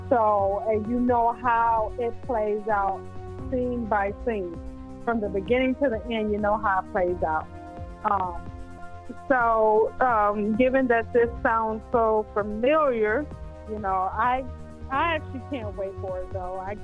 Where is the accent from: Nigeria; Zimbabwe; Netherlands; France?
Zimbabwe; moved away as an adult; also born or lived in Australia; I grew up in Zimbabwe in Africa